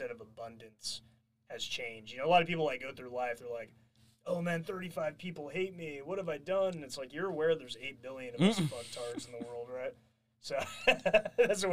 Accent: California, United States; I'm even from California

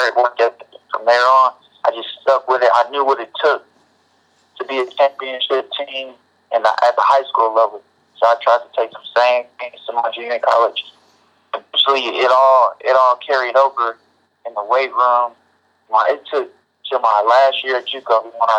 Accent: Oklahoma, United States; moved away as an adult; now in Utah, United States; I'm from Oklahoma

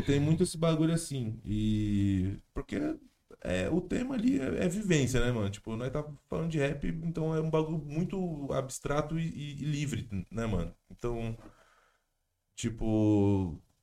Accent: Jundiaí, São Paulo, Brazil; moved away as an adult; now in São Paulo, Brazil; Eu sou do interior, né? Sou de Jundiaí. Eu me mudei faz pouco mais de um ano, eu acho.

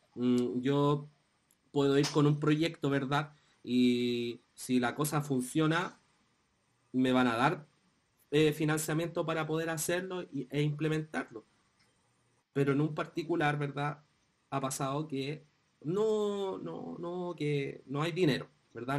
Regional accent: Chile; nosotros vivimos como chilenos

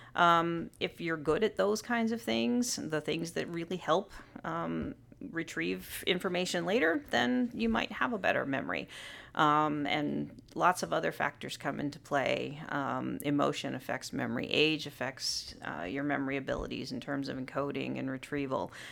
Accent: Southern California, United States; moved away as an adult; now in Illinois, United States; I grew up in Southern California, um, very close to Disneyland

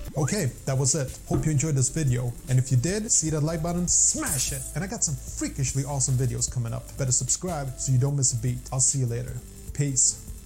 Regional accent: Sweden; English is a second language; i am from Sweden

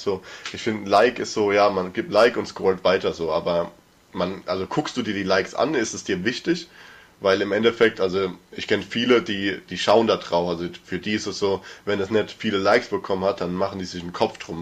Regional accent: Mörsch, Rhineland-Palatinate, Germany; wir sind ja generell da in dem Dorf geboren

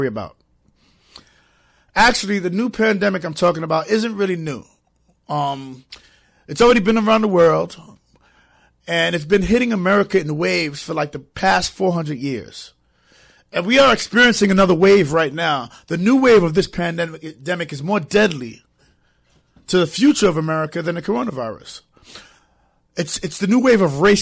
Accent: New York City, New York, United States; now in Connecticut, United States; But I'm from New York

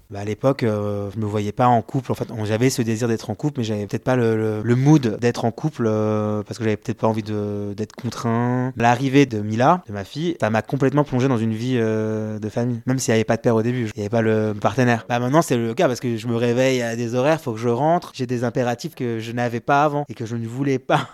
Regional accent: France; nous, on est Français, on a une mentalité de Français.

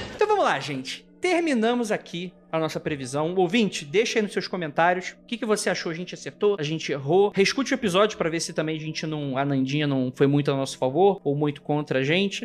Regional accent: Brazil; Ninguém pode falar que eu não sou brasileiro

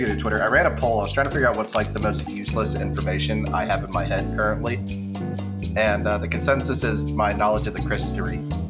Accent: United States; As an American, I can do that.

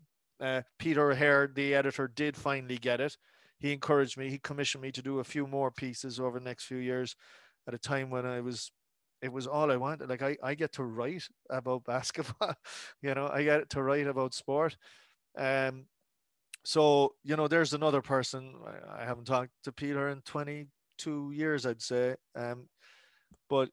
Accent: Cork, Munster, Ireland; growing up in Cork

